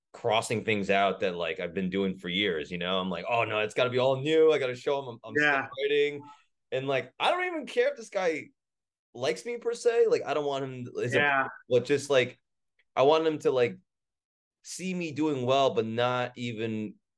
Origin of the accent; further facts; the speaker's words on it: New York, United States; I'm from New York too